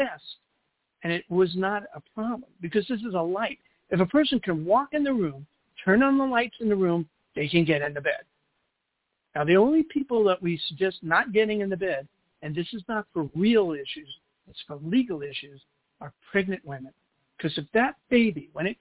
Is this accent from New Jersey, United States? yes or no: no; New York City, New York, United States; accent: Brooklyn; now in Los Angeles, United States; I'm in L.A., but I was born in Brooklyn